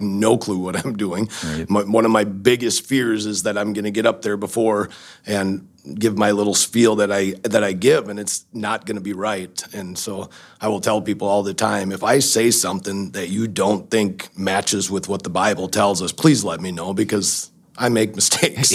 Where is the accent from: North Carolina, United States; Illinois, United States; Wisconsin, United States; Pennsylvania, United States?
Wisconsin, United States; Baldwin; I grew up in Wisconsin, in Baldwin, Baldwin Woodville uh, School District is where I went to school